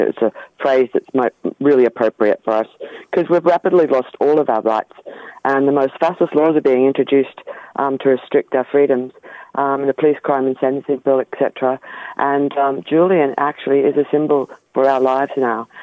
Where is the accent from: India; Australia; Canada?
Australia; accent: Australian; now in London, United Kingdom; You may be able to tell from my accent that I'm Australian